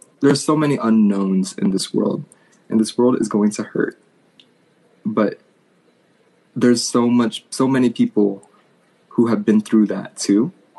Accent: New York, United States; now in California, United States; Born and raised in New York. Now a California boy.

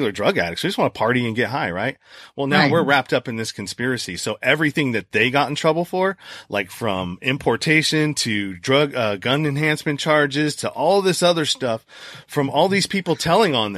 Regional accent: California, United States; I'm from California

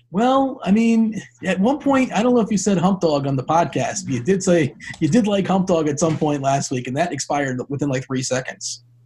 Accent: South Florida, United States; I grew up in South Florida.

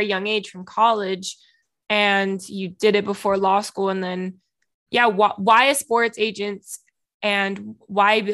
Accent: Miami, Florida, United States; I'm from Miami.

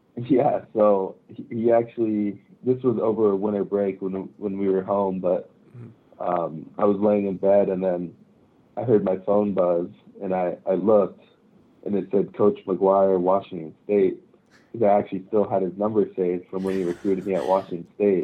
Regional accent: Japan; moved away; I grew up in Japan

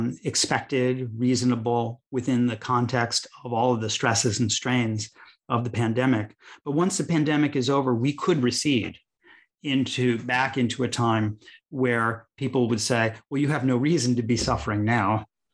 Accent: Chicago, Illinois, United States; where I grew up in Chicago, Illinois

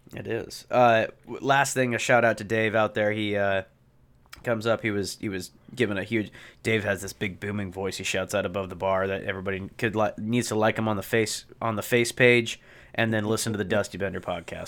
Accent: Pacific Northwest, United States; growing up in the Pacific Northwest

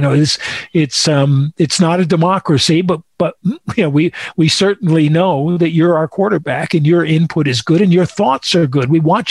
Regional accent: New England, United States; Yeah, I come from New England, where Bill O'Brien came from and Romeo came from

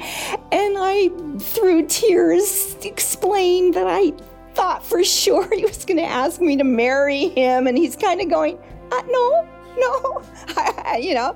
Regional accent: Altadena, California, United States; I was born in Altadena, California

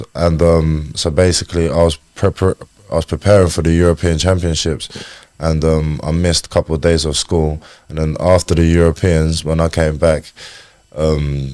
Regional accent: Chatham, South East England, United Kingdom; also born or lived in Slovakia; I was in Chatham, Kent. So yeah, I was born in Slovakia, lived there till 2008, 2009 roughly. And then moved to Luton Road on Chatham

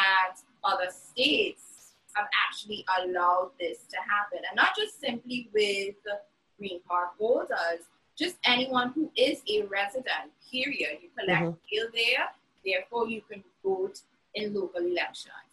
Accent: Trinidad & Tobago; now in New York, United States; as a Trinidadian citizen

